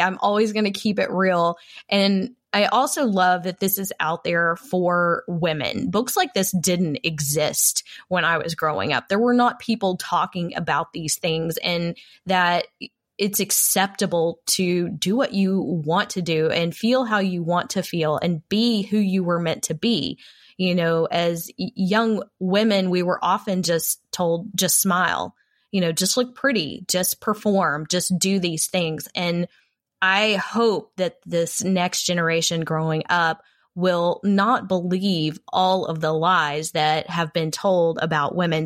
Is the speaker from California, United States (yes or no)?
no; Texas, United States; I am a Texan, a proud Texan